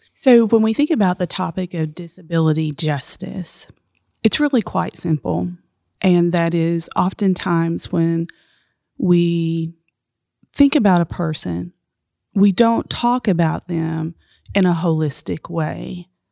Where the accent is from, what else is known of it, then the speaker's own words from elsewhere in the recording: Appalachia, United States; I'm Appalachian